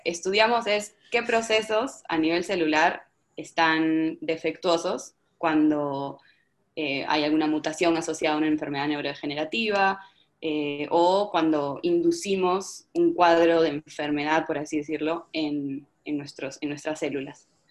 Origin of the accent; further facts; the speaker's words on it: Peru; como peruana, como estudiante de, ciencias en, Lima